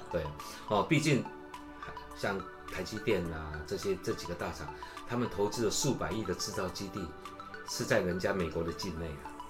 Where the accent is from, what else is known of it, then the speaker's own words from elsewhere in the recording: Taiwan; 现在我们台湾人流行的那三个字叫“美更小”